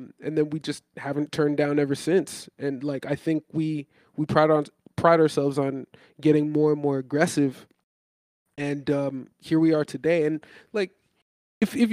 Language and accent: English; Toronto, Ontario, Canada; I'm from Toronto